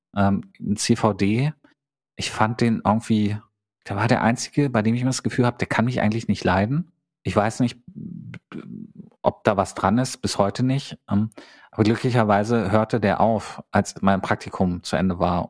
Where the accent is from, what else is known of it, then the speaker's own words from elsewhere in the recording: Gardelegen, Saxony-Anhalt, Germany; moved away; Da sind wir irgendwie jedes Wochenende nach Gardelingen, meine Heimatstadt, zurückgefahren